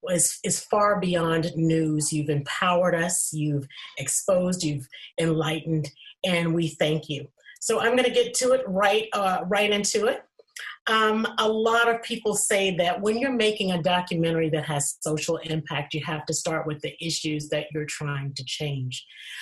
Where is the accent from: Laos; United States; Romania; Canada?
United States; Atlanta, Georgia; You know, I'm originally from Atlanta, Georgia.